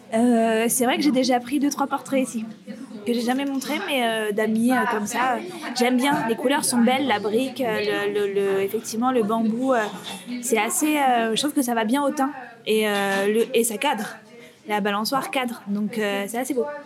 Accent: Aubervilliers, Île-de-France, France; also born or lived in Paris; je sortais d'Aubervilliers, donc euh, ma ville natale

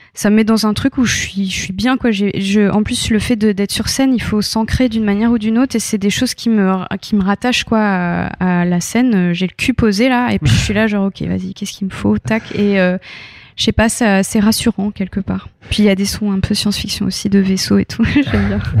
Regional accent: France; also born or lived in United States; je suis arrivée en France à l'âge de 8 ans

